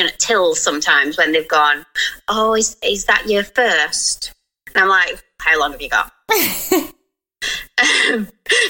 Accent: United Kingdom; we're so British

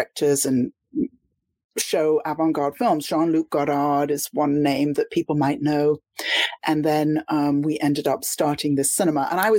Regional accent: London, United Kingdom; moved away as an adult; also born or lived in Miami, Florida; I was from London, but I moved to Miami because London felt to me as though I was on the outside, even though I was a Londoner.

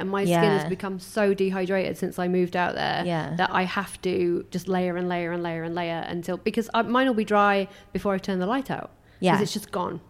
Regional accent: Doncaster, Yorkshire and the Humber, United Kingdom; moved away; growing up in Donny

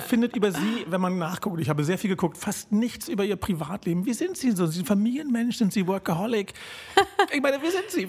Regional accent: Berlin, Germany; Ich als gebürtiger Berliner

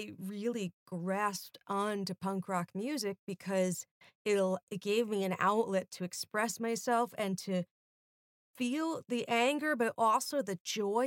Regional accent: North Shore of Suffolk County, Long Island, New York, United States; we're both from Long Island

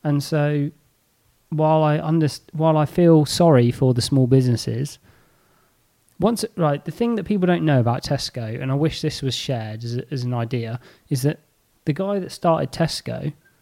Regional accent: Braunton, South West England, United Kingdom; my village, I am from Braunton

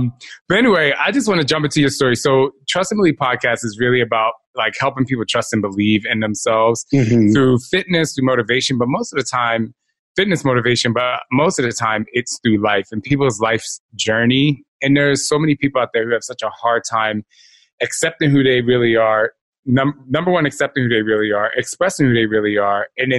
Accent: New Jersey, United States; also born or lived in Philadelphia; I'm from Jersey.

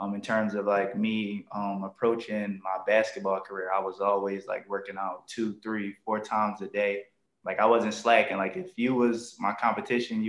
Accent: Philadelphia, Pennsylvania, United States; I'm from North Philadelphia, a section called Badlands

